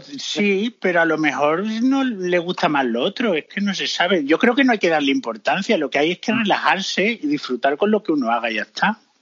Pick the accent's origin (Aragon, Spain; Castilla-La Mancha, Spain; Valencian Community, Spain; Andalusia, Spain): Andalusia, Spain; Córdoba; moved away as an adult; now in London, United Kingdom; en mi Córdoba hay dos